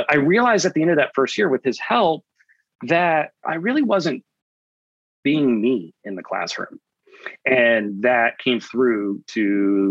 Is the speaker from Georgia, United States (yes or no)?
yes; Atlanta, Georgia, United States; moved away as an adult; now in Austin, United States; I grew up in Atlanta, Georgia, in Metro Atlanta